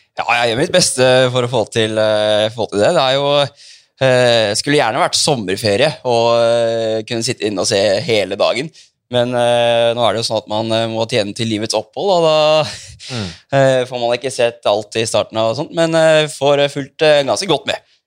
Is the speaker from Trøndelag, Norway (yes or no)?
no; Asker, Akershus, Norway; vi er nå fra Asker begge